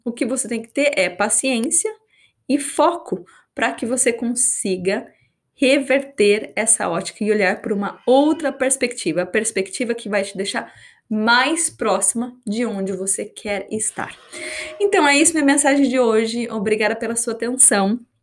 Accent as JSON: {"language": "Portuguese", "country": "Brazil", "also_born_or_lived": "New Zealand", "first_language": "Portuguese", "moved": "as an adult", "lives_now": "Australia", "said": "eu moro fora do Brasil, fazem quase acho que 11 anos"}